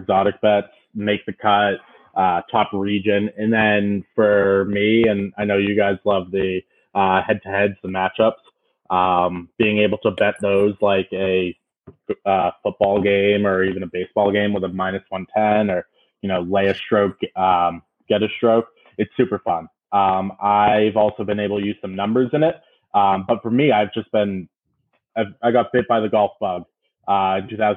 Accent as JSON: {"language": "English", "area": "Cape Cod", "region": "Massachusetts", "country": "United States", "tie": "born or raised there", "moved": "yes", "lives_now": "Chicago, United States", "said": "I live in Chicago. I'm from Massachusetts. I grew up on Cape Cod"}